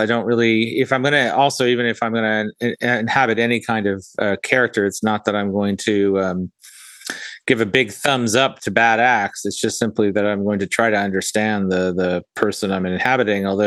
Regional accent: Fiji; now in North Florida, United States; I grew up in Fiji, which was definitely a tropical paradise.

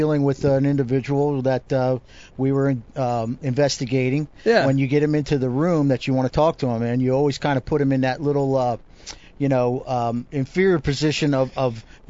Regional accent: New Jersey, United States; Because I was from Jersey, I was getting a lot of questions about you.

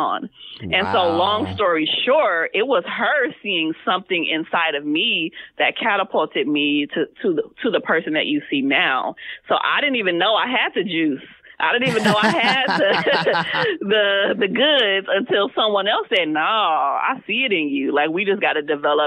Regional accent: Compton, California, United States; I'm actually from Compton, CPT all the way

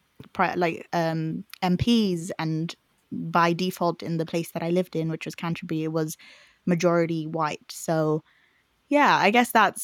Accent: Zimbabwe; accent: Zimbabwean; now in United Kingdom; I was born in Zimbabwe.

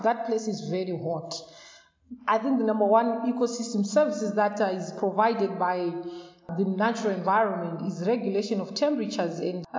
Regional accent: Marange, Manicaland, Zimbabwe; I grew up in Marange village in Zimbabwe, where forests were the only sources of energy.

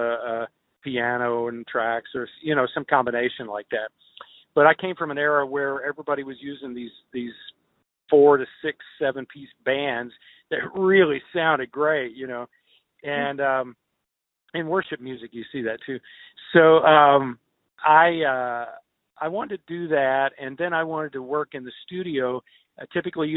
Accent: Kentucky, United States; moved away as an adult; now in Nashville, United States; I'm from Kentucky. I grew up there and I've lived in Nashville since the late 80s.

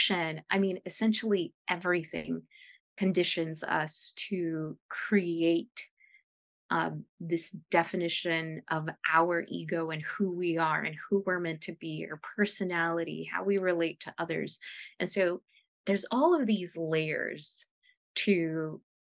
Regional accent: United States; first language Spanish; English is a second language; First generation American from, you know, an immigrant family.

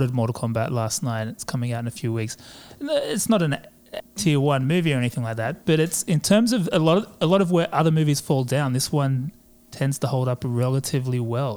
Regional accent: Australia; I'm an Australian, as you may have been able to tell, not English or New Zealander

